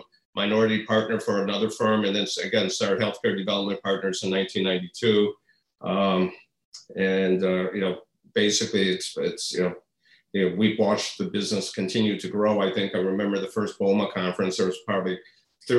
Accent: Midwest, United States; also born or lived in Madison; now in Chicago, United States; I'm from the Midwest

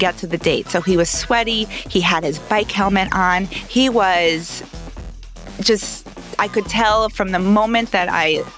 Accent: Armonk, New York, United States; I am from Westchester County, from a town called Armonk

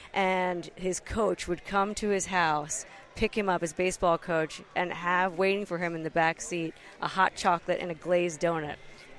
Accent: New York, United States; moved away as an adult; also born or lived in San Francisco; now in Oakland, United States; San Francisco – well, I grew up in New York, but I've been in San Francisco since 1994, so half my life. So I consider this home.

